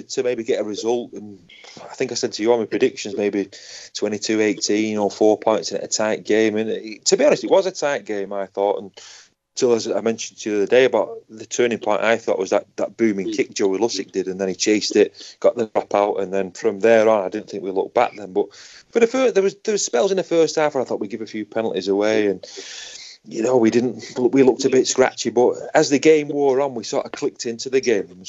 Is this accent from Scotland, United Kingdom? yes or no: no; Manchester, North West England, United Kingdom; I don't live in Salford, I come from Moston